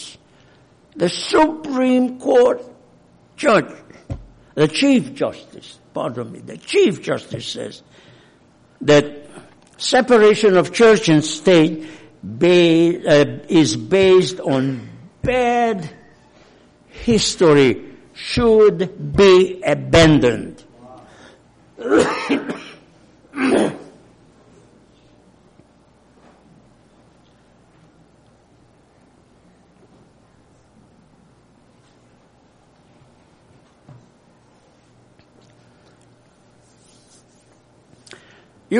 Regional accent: Hungary; accent: Hungarian; English is a second language; now in United States; I'm not American by birth, I'm Hungarian. Probably I don't have to prove it, you know it by my accent.

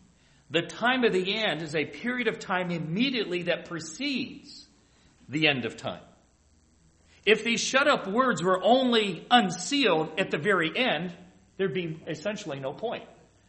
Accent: Central Ohio, United States; moved away; because I grew up in Central Ohio

